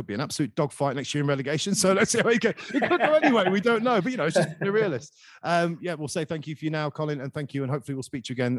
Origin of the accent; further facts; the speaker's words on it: Skegness, East Midlands, United Kingdom; moved away; growing up in Skeg and being in exile for sort of 16 years